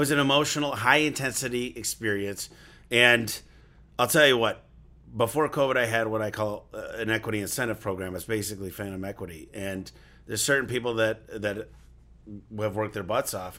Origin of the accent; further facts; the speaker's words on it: Michigan, United States; I grew up in Michigan, shoveling snow. That's what we do in the Midwest